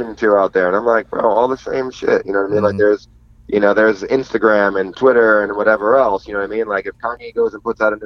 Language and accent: English; New York, United States; moved away; also born or lived in Los Angeles / Korea; when people ask me where I'm from, I don't say America, I say New York. I'm much more prouder to be a New Yorker than I am to be an American.